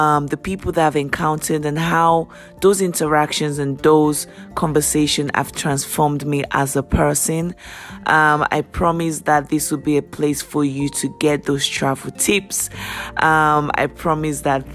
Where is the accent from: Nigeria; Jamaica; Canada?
Nigeria; now in United Kingdom; I am Nigerian born. I live in the UK.